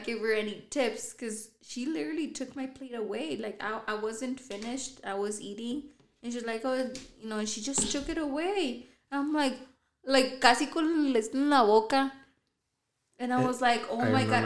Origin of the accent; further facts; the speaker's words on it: United States; we were talking Spanish, so I don't think they knew we're American.